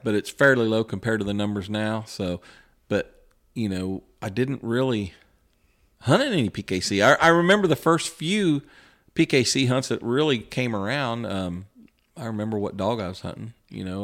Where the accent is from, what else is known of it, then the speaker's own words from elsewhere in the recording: West Lafayette, Indiana, United States; I was from West Lafayette